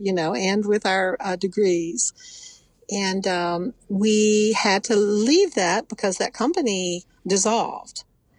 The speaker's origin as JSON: {"language": "English", "region": "West Virginia", "country": "United States", "said": "I'm from Kanawha County."}